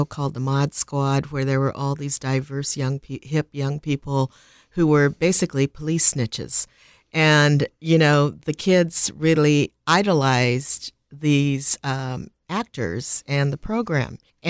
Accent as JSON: {"language": "English", "town": "Milwaukee", "region": "Wisconsin", "country": "United States", "tie": "born there", "said": "Well, I was born in Milwaukee, Wisconsin, and that's a little bit of an anomaly."}